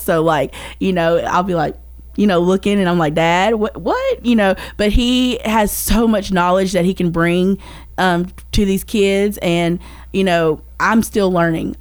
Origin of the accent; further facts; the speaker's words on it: Rutherford County, Tennessee, United States; growing up in Rutherford County